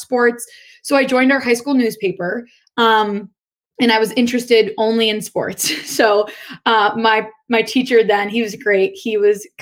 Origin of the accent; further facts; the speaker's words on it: Northern Virginia, United States; moved away as an adult; now in Buffalo, United States; I grew up right outside of Washington, D.C., Northern Virginia area